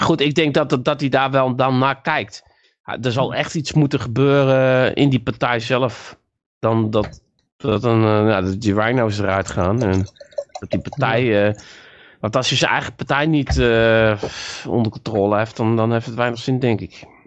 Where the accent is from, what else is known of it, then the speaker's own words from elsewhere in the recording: North Brabant, Netherlands; also born or lived in Friesland; ik kwam dan uit Brabant